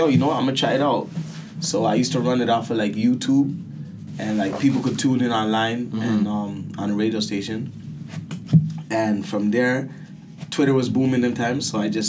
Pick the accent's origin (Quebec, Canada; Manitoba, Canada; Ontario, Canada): Ontario, Canada; Toronto; also born or lived in Brampton; originally I'm from Rexdale, so, like, Alma Court, mm-hmm. Albion. And I went to school in Driftwood